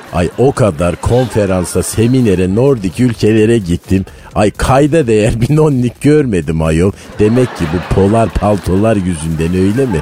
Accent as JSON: {"language": "Turkish", "region": "Malatya", "country": "Turkey", "said": "ben Malatyalıyım"}